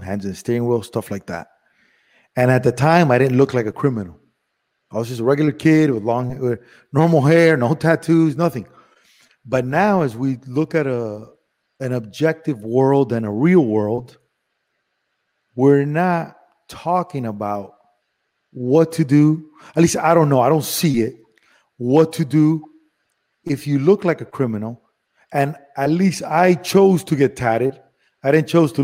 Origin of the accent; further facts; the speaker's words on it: Miami, Florida, United States; also born or lived in Cuba / Madrid, Spain / Los Angeles / Las Vegas; I grew up in Miami where everybody's Cuban